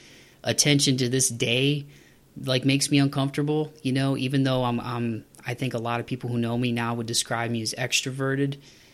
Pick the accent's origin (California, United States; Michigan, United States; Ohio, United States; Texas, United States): Ohio, United States; Toledo; moved away; my hometown of Toledo, Ohio.